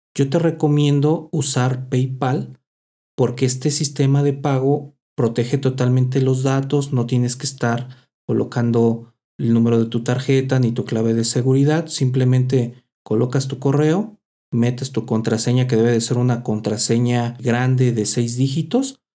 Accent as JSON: {"language": "Spanish", "country": "Mexico", "said": "así somos los mexicanos"}